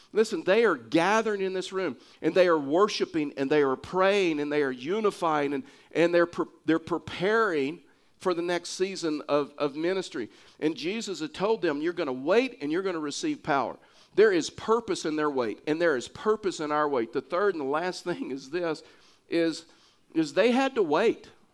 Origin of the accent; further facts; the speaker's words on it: Texas, United States; now in Pueblo, United States; I'm a Texan